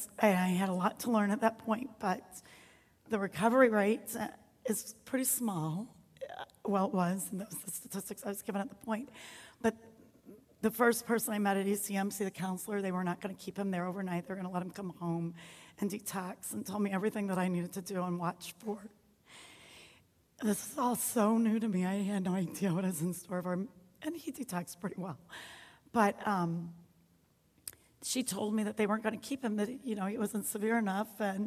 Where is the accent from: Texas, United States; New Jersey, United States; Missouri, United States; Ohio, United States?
Missouri, United States; St. Louis; We're not from here. We're from St. Louis, Missouri area. And when we moved up here, we had just us, but Western New York is so great, so we soon made tons of friends, good friends, family friends.